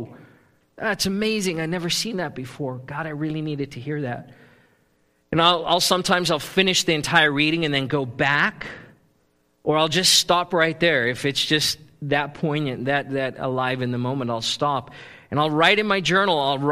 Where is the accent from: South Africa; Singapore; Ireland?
South Africa; moved away; I grew up in South Africa, which is a gold mining country